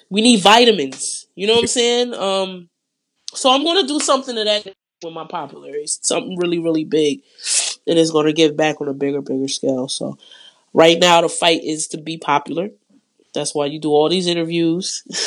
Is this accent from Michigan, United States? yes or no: yes; Detroit, Michigan, United States; I'm from Detroit